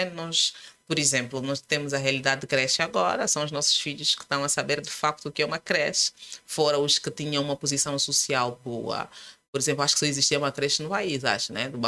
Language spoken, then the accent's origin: Portuguese; Luanda, Luanda Province, Angola; Luanda. Os meus pais são da Gabela. Eu sempre digo que nasci na Gabela, mas não.